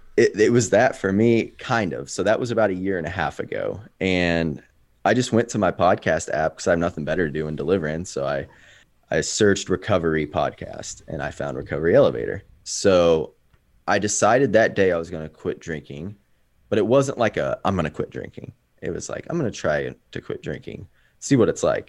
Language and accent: English; Kansas City, United States; I'm from Kansas City.